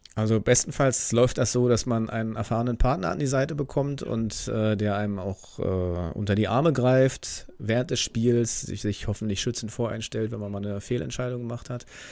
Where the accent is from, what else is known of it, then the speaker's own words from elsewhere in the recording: Bernau bei Berlin, Brandenburg, Germany; moved away as an adult; now in Itzehoe, Germany; aufgewachsen bin ich tatsächlich in Bernau, bis ich 19 war